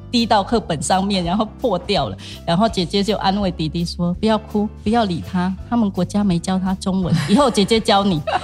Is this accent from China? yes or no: no; Cambodia; Chinese is a second language; moved away as an adult; also born or lived in Changhua, Taiwan; now in Taiwan; 我是柬埔寨的，嗯。因为讲话有口音